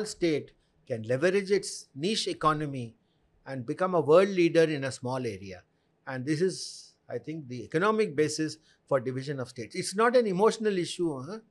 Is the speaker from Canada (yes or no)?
no; South India, India; I am not from UP, I am from the south.